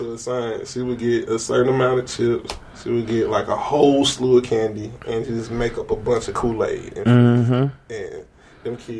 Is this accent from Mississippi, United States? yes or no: yes; Simpson County, Mississippi, United States; Well, I grew up in Simpson County